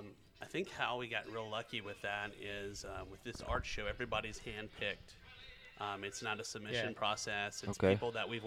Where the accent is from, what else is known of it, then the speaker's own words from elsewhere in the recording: Nashville, Tennessee, United States; I'm from Nashville.